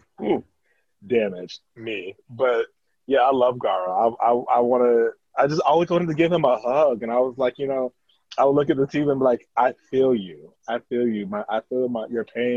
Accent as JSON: {"language": "English", "town": "Tampa", "region": "Florida", "country": "United States", "tie": "born or raised there", "said": "I'm from, like, Tampa, Florida"}